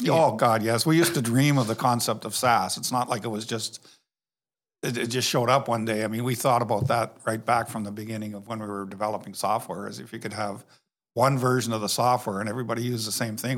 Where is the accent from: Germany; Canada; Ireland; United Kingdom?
Canada; moved away; I grew up in Canada